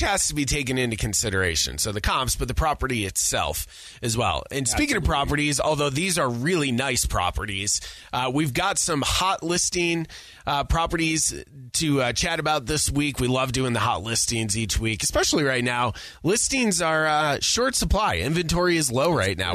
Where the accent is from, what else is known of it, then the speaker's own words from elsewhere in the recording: New York, United States; grew up in New York